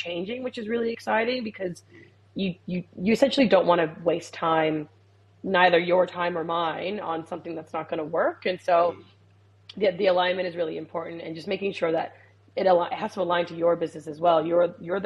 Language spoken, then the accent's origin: English; Puerto Rico; also born or lived in United States; now in Australia; I grew up in the Caribbean. I'm from Puerto Rico